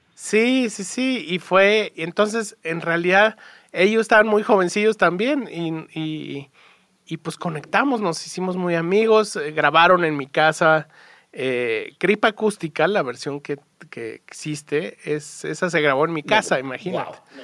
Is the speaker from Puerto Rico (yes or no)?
no; Mexico; born or raised there